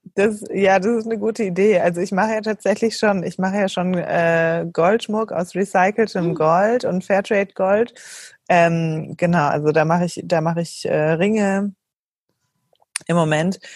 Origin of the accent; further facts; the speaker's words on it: Germany; moved away as an adult; also born or lived in Switzerland / Berlin; bin aber gebürtige Deutsche